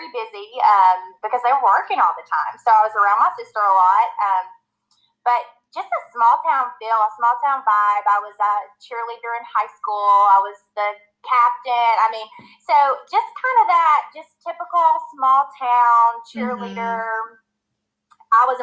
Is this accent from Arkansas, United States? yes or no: yes; Camden, Arkansas, United States; moved away as an adult; also born or lived in Los Angeles, California; now in Georgia, United States; I was born and raised in Arkansas. I am originally from Camden, Arkansas, which is very south. It's near the Louisiana border. That's where I grew up. I went to school there.